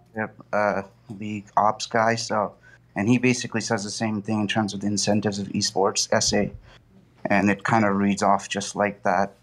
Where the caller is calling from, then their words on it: New Hampshire, United States; I'm calling from New Hampshire.